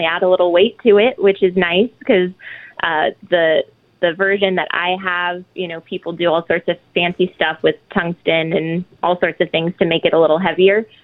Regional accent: just outside of Chicago, Illinois, United States; I was raised just outside of Chicago

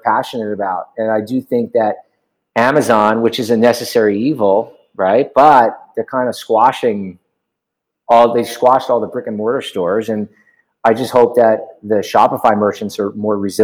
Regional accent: Huntington, New York, United States; moved away as an adult; now in Los Angeles, United States; I grew up in Long Island, Huntington, New York

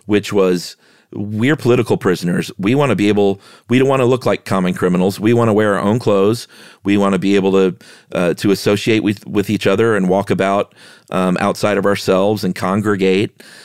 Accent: United States

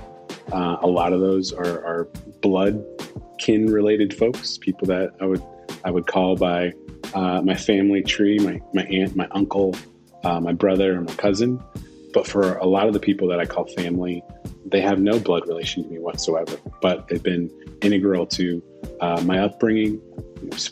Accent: Portland, Oregon, United States; also born or lived in San Francisco, California; we moved to Portland from San Francisco

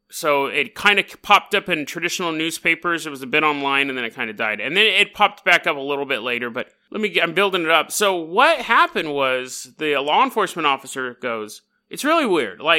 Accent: Canada; hey, oi, matey, I'm from Canada.

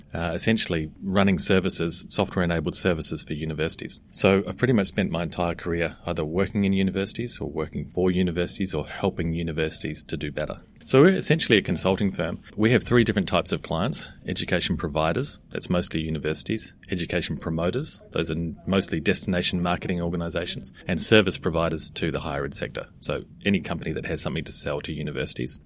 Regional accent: New Zealand; moved away; also born or lived in London / Australia / Russia / Caribbean; I'm originally from New Zealand

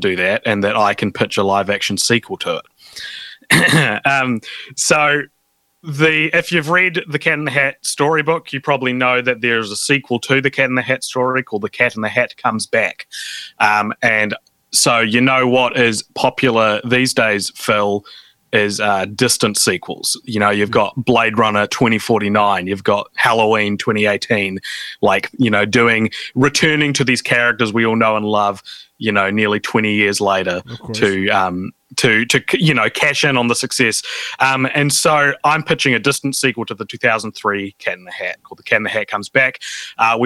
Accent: New Zealand; me and another New Zealander

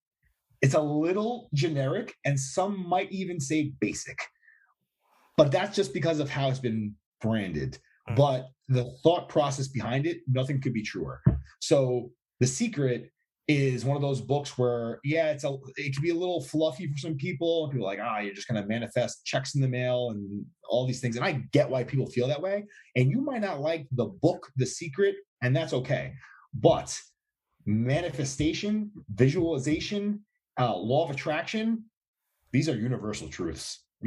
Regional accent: New York, United States; And I'm a New Yorker, as are you.

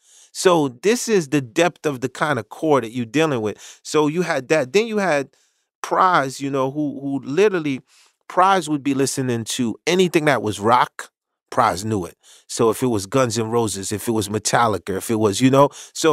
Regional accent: Haiti; once again, I came from Haiti, so I didn't.

